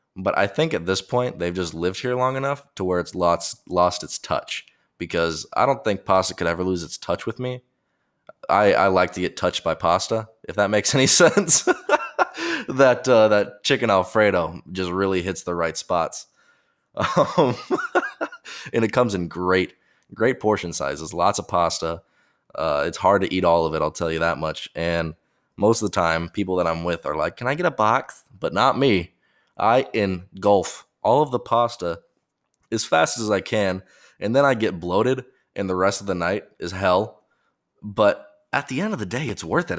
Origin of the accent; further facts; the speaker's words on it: United States; I'm an American